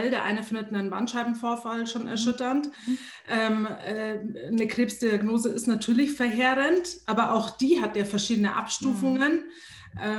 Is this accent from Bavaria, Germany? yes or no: yes; Munich, Bavaria, Germany; Und ja, ich liebe München und das ist ähm, trotz allem immer noch meine Heimat oder ich würde es als Heimat bezeichnen.